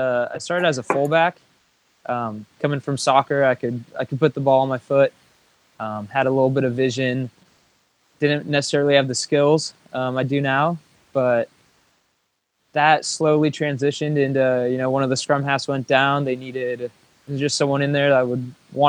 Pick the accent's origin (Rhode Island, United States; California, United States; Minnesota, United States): California, United States; the Bay Area; growing up in the Bay